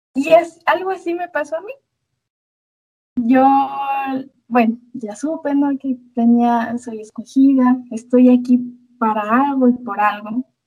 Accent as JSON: {"language": "Spanish", "country": "Ecuador", "also_born_or_lived": "Latacunga, Ecuador", "said": "soy de Ecuador, específicamente estoy viviendo en La Tacunga"}